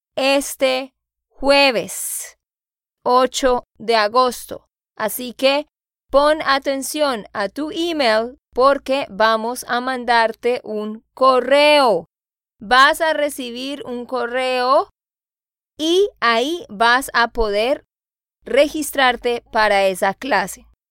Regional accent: Santander, Colombia; de Santander, Colombia

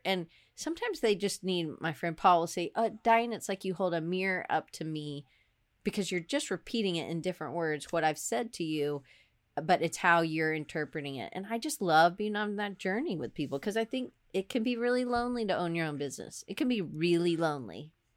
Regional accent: Atlanta, Georgia, United States; moved away as an adult; also born or lived in Auburn, Alabama / Denver; I grew up in Atlanta.

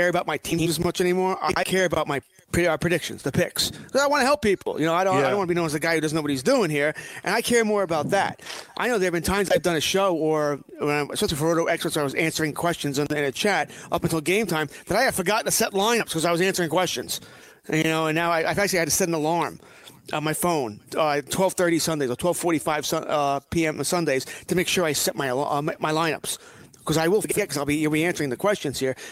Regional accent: Nassau County, New York, United States; now in Suffolk County, United States; I grew up in Nassau County

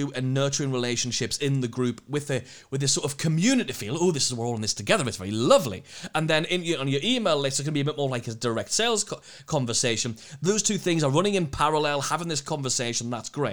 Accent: United Kingdom; We're British.

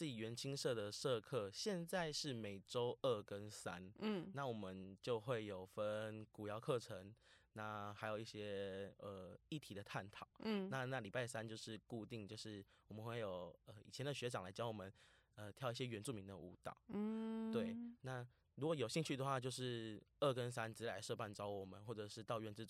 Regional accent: Vietnam; now in Taiwan; 现在我说，对啊，我是越南人，怎么了吗？我还就就热烈跟他分享。

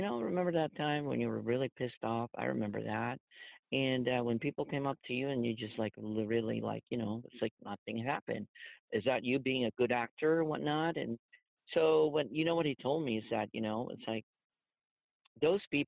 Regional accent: Philippines; moved away as an adult; also born or lived in San Francisco; now in United States; I was growing up in the Philippines

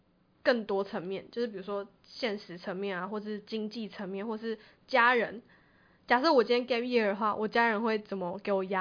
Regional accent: Taiwan; 我觉得台我们台湾人，我这样是不是太现实？

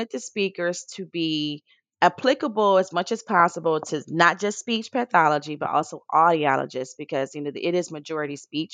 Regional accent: Detroit, Michigan, United States; I'm from Detroit

